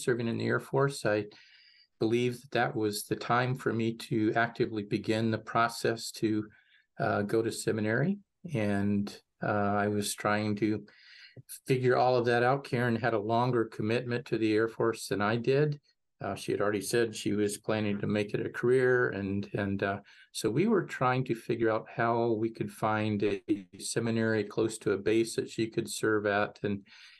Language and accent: English; Mineola, Texas, United States; Most of my upbringing was in Northeast Texas. St. Dunstan's, Mineola, Texas was my home parish